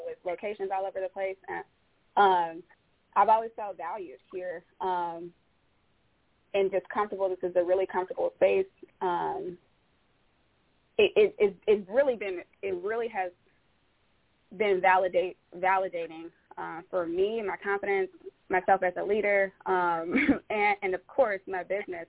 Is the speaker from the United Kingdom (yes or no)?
no; Detroit, Michigan, United States; now in Bellevue, PA, United States; I, I'm originally from Detroit.